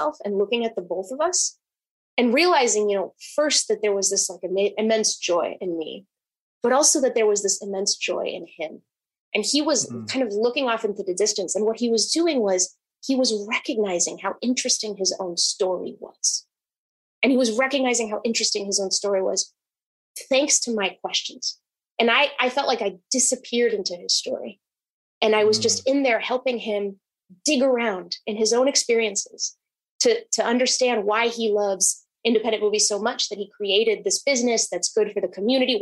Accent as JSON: {"language": "English", "region": "New Hampshire", "country": "United States", "tie": "born or raised there", "also_born_or_lived": "Monterrey, Mexico", "lives_now": "Seattle, United States", "said": "I was born in Mexico. I came to the States with my family when I was 6. And then pretty soon we moved to New Hampshire"}